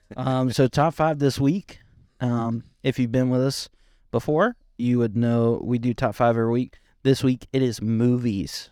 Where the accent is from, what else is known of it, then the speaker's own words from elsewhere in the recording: Bakersfield, California, United States; I'm from Bakersfield.